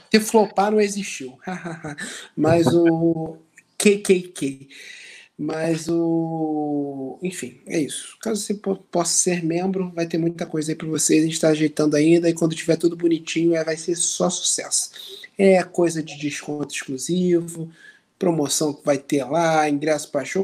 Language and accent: Portuguese; Rio de Janeiro, Brazil; impossível ser mais carioca que a gente